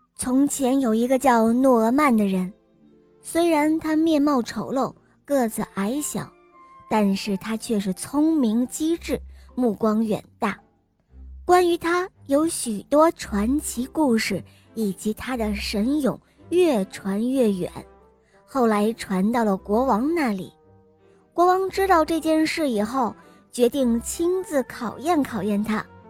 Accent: Jiangsu, China; 我今年七岁了，我来自江苏

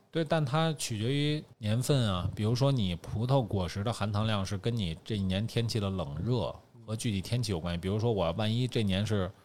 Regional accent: Beijing, China; 因为我是北京人，从小就父辈喝的什么燕京，本地品种

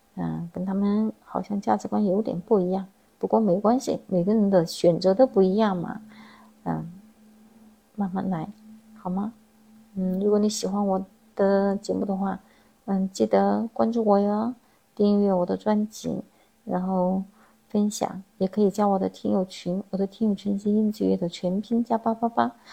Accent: Chongqing, China; accent: Chongqing-accented Mandarin (椒盐普通话); 我是一个地地道道的重庆人。地地道道是什么意思呢？就是土生土长的意思，也就是生在重庆，长在重庆的意思。这是不是有点听不懂呀？这是我们重庆的方言。我现在说的普通话也是我们重庆的普通话。我们平常叫做椒盐普通话

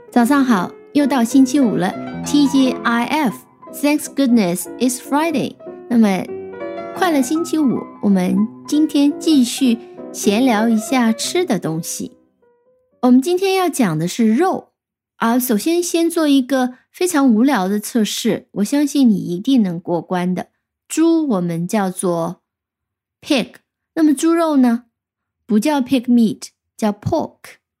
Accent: China; 我们中国人

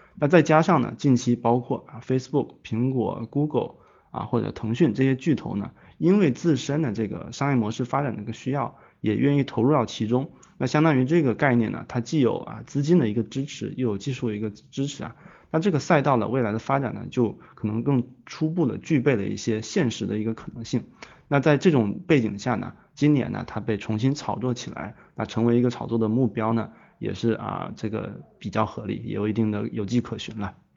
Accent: China; 我们中国

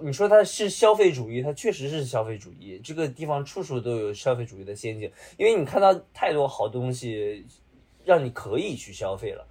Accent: Dalian, Liaoning, China; also born or lived in Beijing; now in Shanghai, China; 咱们是大连，大连出来

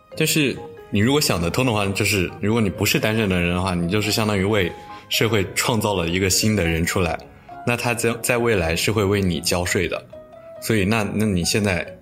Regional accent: China; also born or lived in Jyväskylä, Finland; now in Finland; 我一个中国人

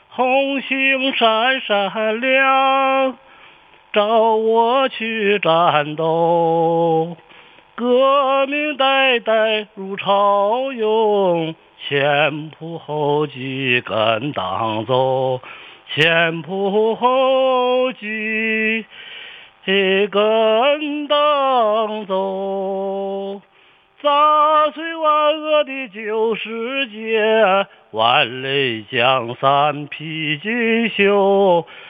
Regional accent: Wafangdian, Liaoning, China; 院线呢是属于跑蓝店的，现在要贵了，瓦房店

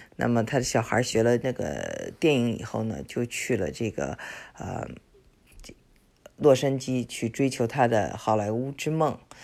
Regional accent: China; also born or lived in Houston, United States; now in United States; 我们中国人

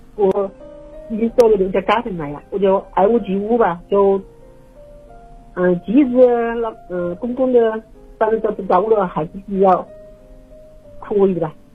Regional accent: Wuhan, Hubei, China; accent: Wuhan dialect; 我说武汉话

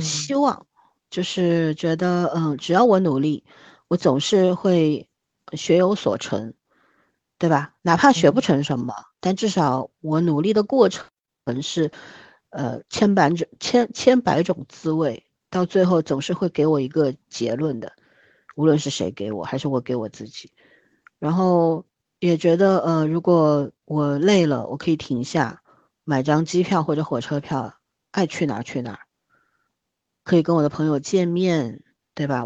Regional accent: China; 作为一个中国人

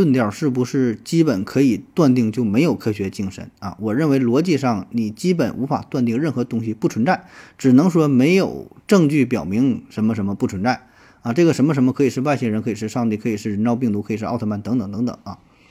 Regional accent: China; 就我们中国人绝大多数人的头发都是黑色的

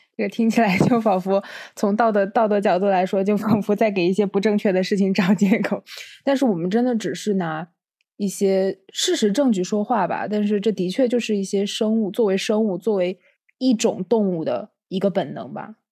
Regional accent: China; moved away as an adult; 不仅仅是对我们中国人来说

